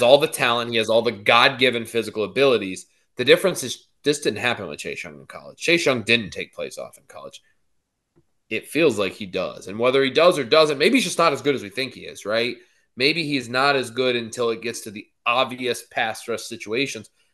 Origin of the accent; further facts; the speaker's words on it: Erie, Pennsylvania, United States; I grew up in Erie